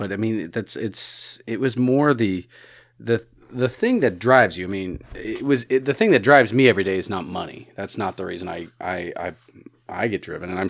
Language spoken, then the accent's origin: English; Chicago, Illinois, United States; I am from Chicago originally